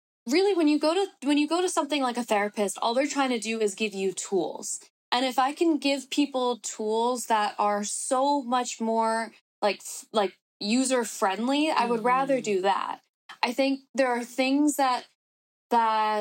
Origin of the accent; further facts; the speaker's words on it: New York City, New York, United States; also born or lived in Bronx, New York / Los Angeles; I was born and raised in New York.